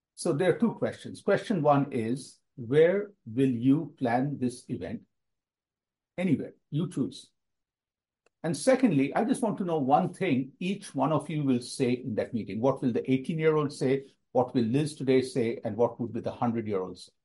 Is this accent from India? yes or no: yes; India; moved away as an adult; growing up in India, which is always in my heart, even though I've been away from the country for nearly 40 years.